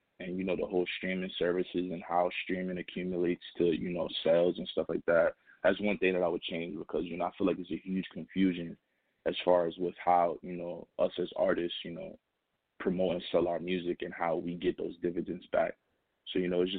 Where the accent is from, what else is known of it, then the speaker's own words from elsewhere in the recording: New York City, New York, United States; I'm calling from the Bronx, you know what I'm saying, New York City. So, yeah, my hometown